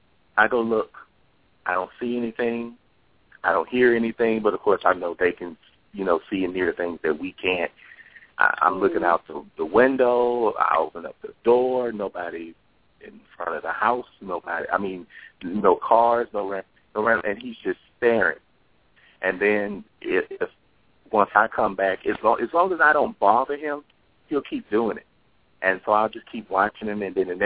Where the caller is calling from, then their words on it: Texas, United States; I'm calling from Texas.